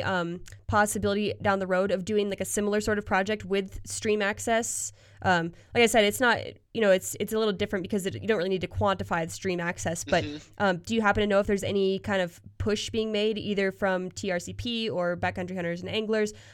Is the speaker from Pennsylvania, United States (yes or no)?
yes; Pennsylvania, United States; now in Colorado, United States; growing up in Pennsylvania